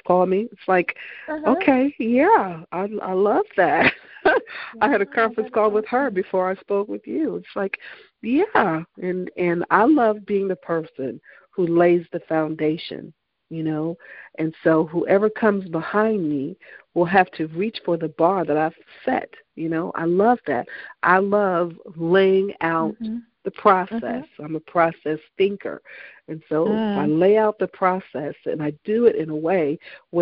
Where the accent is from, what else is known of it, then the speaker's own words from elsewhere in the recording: Virginia, United States; I'm from Virginia